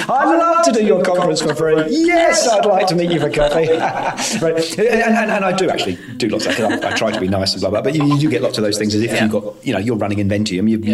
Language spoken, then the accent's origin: English; United Kingdom; I'm British.